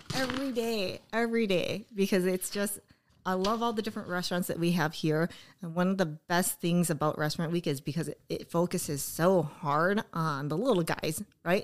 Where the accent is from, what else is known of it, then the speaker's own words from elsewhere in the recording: Oshkosh, Wisconsin, United States; this is my hometown